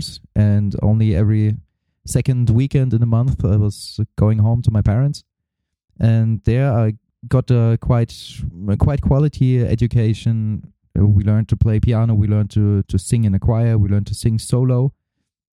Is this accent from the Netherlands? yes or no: no; Germany; also born or lived in East Germany / West Germany; I was born in East Germany, and there was no music available at all. So when we moved over to Western Germany before the wall was down